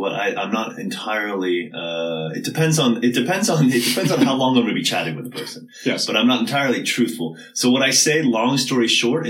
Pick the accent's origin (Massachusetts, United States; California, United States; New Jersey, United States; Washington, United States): Massachusetts, United States; accent: Southern New England; but my accent is Southern New England, sort of greater Boston area, I'd say.